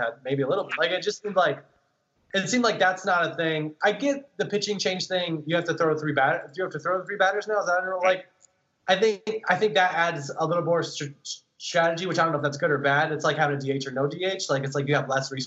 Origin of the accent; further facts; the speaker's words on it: Indiana, United States; growing up in Indiana